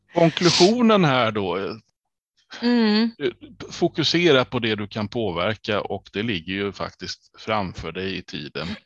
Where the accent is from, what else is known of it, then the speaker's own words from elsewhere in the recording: Kalmar County, Sweden; jag som ölänning